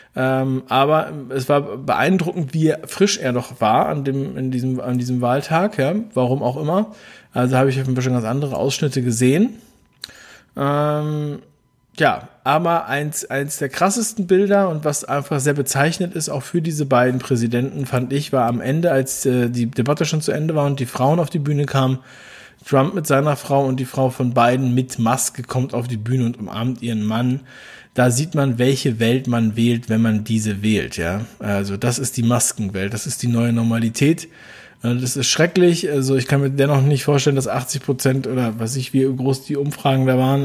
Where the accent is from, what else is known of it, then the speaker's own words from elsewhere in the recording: Berlin, Germany; ich bin ein Berliner, wie ihr wisst. Ein Ostberliner